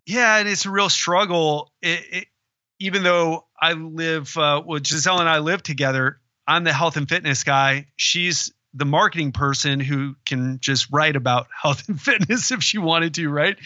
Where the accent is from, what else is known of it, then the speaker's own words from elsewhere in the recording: Florida, United States; I'm from Florida